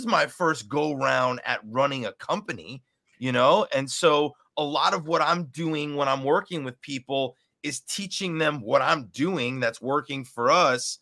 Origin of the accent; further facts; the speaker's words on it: Cooper City, Florida, United States; growing up in Cooper City